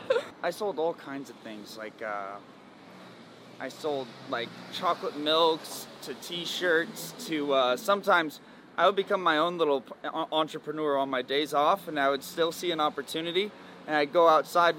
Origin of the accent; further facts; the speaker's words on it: Buckeye, Arizona, United States; also born or lived in Phoenix, Arizona; I was born in Phoenix, Arizona originally, but Buckeye is a lot of my growing up